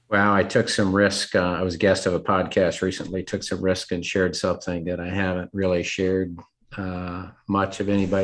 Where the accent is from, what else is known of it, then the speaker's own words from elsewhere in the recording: Seattle, Washington, United States; moved away as an adult; also born or lived in North Carolina / Memphis, Tennessee; grew up in the Seattle, Washington area